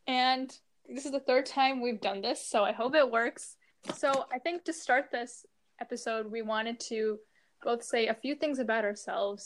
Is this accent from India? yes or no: yes; India; we're both Indian